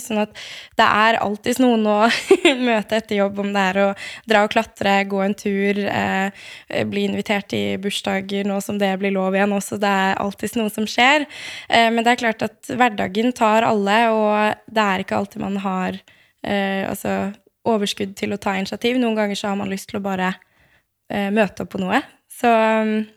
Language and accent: Norwegian; Eastern Norway, Norway; moved away as an adult; also born or lived in Bergen / Oslo; som østlending